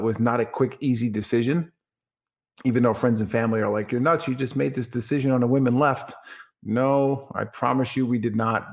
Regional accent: Franklin Square, New York, United States; moved away as an adult; also born or lived in West Islip, New York; now in Dallas, Texas, United States; I was born and raised in Franklin Square, New York, on Long Island

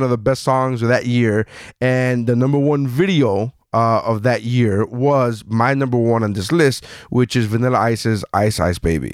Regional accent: Miami, Florida, United States; also born or lived in Nicaragua; I was born in Nicaragua, but I came here when I was 3 years old. I'm still from Miami. I still claim Miami

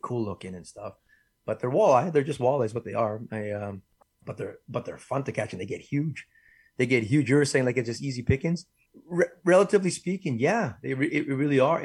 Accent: Winnipeg, Manitoba, Canada; I'm born and raised in Winnipeg

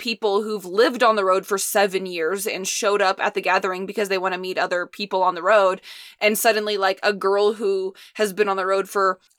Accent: Indiana, United States; moved away; being born and raised in Indiana

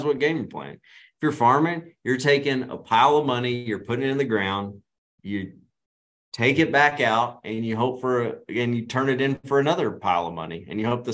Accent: Arkansas, United States; I'm from Arkansas

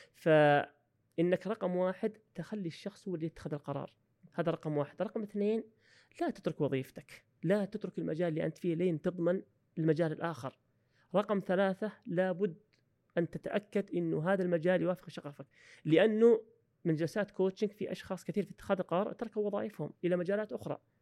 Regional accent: Saudi Arabia; also born or lived in Australia; عندنا في السعوديه

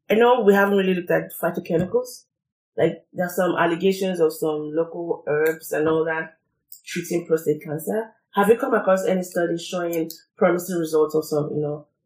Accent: Nigeria; from my experience being Nigerian

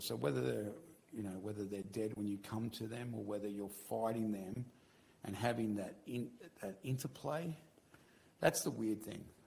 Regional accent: Victoria, Australia; moved away; I'm from Victoria originally.

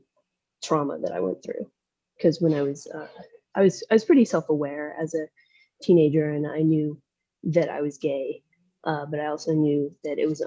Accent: south of Nashville, Middle Tennessee, United States; I grew up in Middle Tennessee, south of Nashville

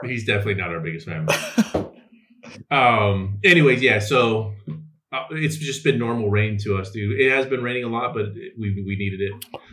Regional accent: California, United States; I'm from California

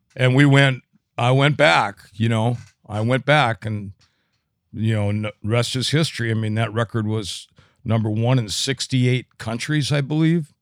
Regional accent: St. Cloud, Minnesota, United States; I was born and raised in Saint Cloud

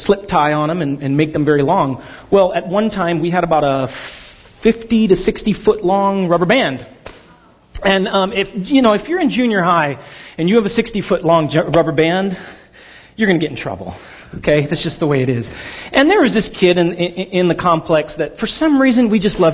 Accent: Pasadena, California, United States; also born or lived in Glendora; I grew up in Pasadena, but then my family and I moved out to a place called Glendora

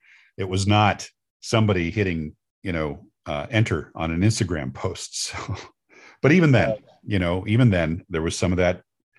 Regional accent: New York, United States; I knew some Andersons when I was growing up in New York.

